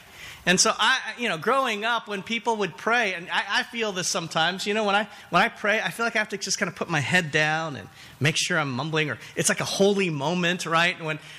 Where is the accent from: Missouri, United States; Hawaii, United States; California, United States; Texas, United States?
Hawaii, United States; You know, I came from Hawaii. L.A. is the big city.